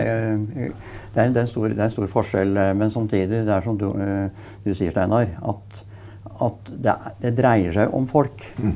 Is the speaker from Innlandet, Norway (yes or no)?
yes; Brumunddal, Innlandet, Norway; fordi jeg er fra Brumunddal